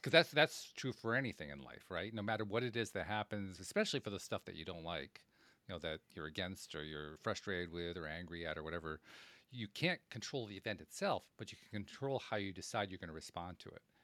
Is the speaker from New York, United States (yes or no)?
yes; Schenectady, New York, United States; I grew up in Schenectady, New York